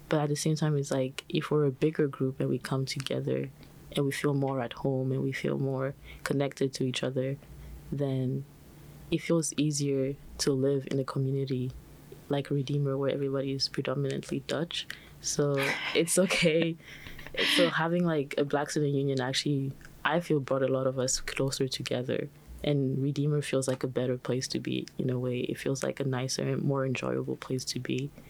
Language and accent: English; China; also born or lived in Benin; I'm also an international student, so I was born in the Republic of Benin and then I moved to China, which is where I came from.